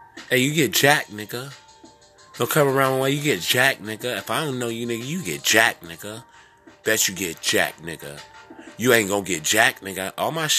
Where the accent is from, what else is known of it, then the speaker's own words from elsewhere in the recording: California, United States; also born or lived in Prince George's County, Maryland; now in Maryland, United States; I'm from California, but I'm local in Maryland, in the DMV